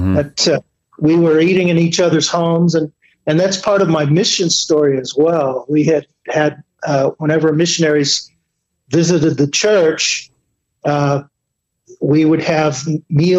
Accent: Stillwater, Oklahoma, United States; moved away as an adult; I was born in Stillwater, Oklahoma. Grew up on a dairy farm.

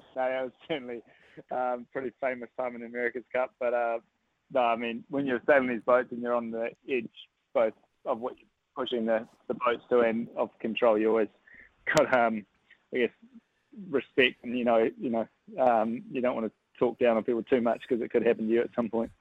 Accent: New Zealand; as a Kiwi

